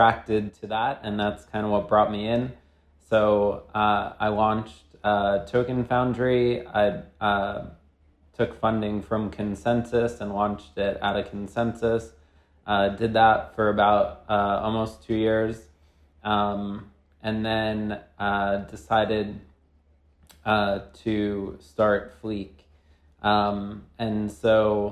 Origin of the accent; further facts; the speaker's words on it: New York, United States; by background, I'm from New York